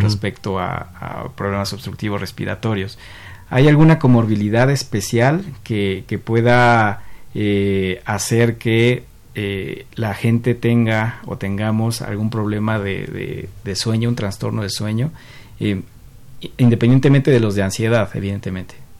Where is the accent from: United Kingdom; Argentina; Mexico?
Mexico; nuestro componente como sociedad, como sociedad mexicana